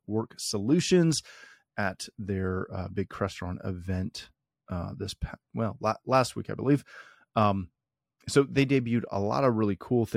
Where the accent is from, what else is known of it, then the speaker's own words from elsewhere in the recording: Canada; as the Canadian of the show